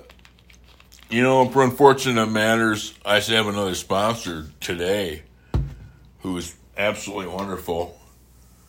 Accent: United States; I'm American

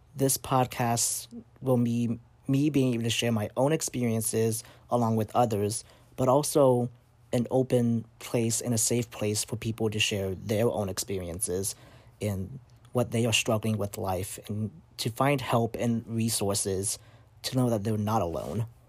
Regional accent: South Bend, Indiana, United States; moved away as an adult; also born or lived in Vietnam; now in Springfield, United States; I grew up in South Bend, Indiana, And I lived there for the majority of my life until I went off to college in Springfield, Missouri in twenty seventeen

